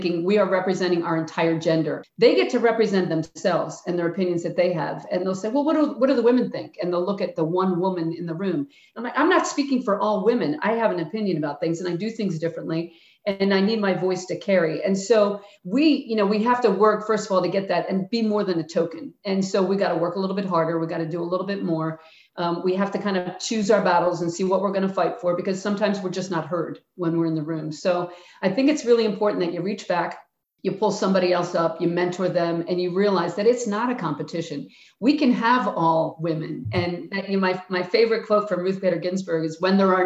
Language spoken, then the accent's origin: English; Philadelphia, Pennsylvania, United States; I'm from Philly